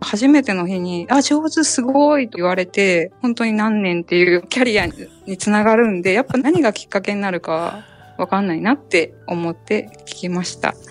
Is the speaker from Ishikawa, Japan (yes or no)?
no; Ehime, Japan; 地元の愛媛なんですけど